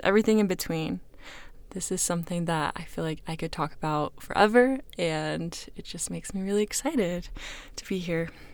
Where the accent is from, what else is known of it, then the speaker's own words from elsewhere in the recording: Kansas City, United States; now in Utah, United States; I am originally from Kansas City, now living in Utah with my husband, Quinn